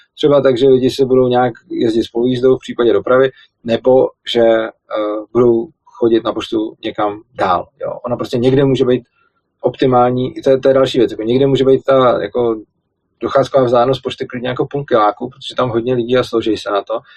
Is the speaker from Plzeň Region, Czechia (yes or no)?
yes; Plzeň, Plzeň Region, Czechia; když jsem byl malý, tak já pocházím z Plzně a žil jsem vlastně v malé vesnici vedle Plzně